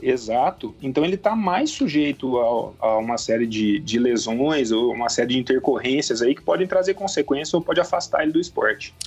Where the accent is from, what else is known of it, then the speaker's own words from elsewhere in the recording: Poços de Caldas, Minas Gerais, Brazil; eu sou mineiro de Posto de Caldas, aqui divisa com o estado de São Paulo